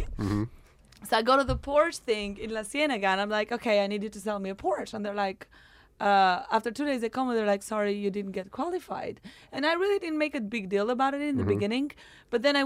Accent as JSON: {"language": "English", "country": "Albania", "moved": "yes", "lives_now": "Los Angeles, United States", "said": "I'm still from Albania."}